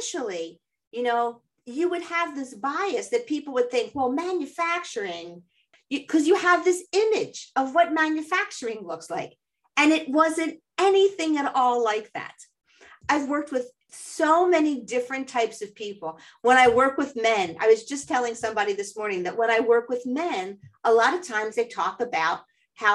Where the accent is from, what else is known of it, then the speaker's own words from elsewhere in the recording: Philadelphia, Pennsylvania, United States; I grew up here in Philadelphia